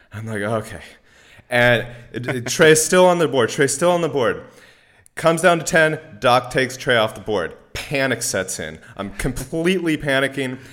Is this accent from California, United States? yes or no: yes; Bay Area, California, United States; I'm from the Bay Area